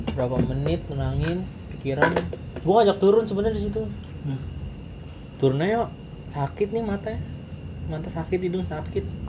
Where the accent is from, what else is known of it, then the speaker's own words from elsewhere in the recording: Betawi, Jakarta, Indonesia; gue orang Betawi di tanah Jawa